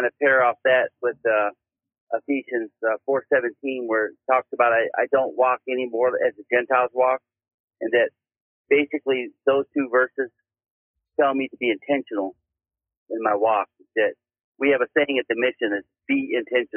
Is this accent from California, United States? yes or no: yes; California, United States; now in Poplar Bluff, United States; I'm originally from California